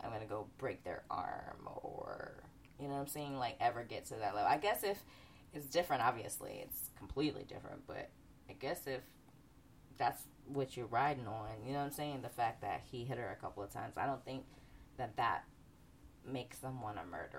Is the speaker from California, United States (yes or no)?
no; Bronx, New York, United States; I'm from the Bronx. I'm from the South Bronx.